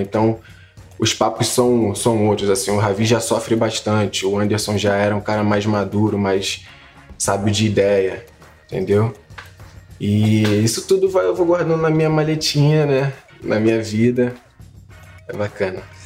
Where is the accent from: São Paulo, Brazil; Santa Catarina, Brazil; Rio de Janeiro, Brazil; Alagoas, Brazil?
Rio de Janeiro, Brazil; é o lugar onde eu me identifico, onde todo mundo me conhece, onde eu cresci